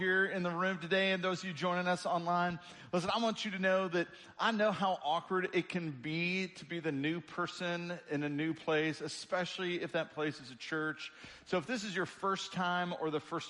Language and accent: English; Springfield, Illinois, United States; now in Kentucky, United States; I grew up in Springfield, Illinois, the land of Lincoln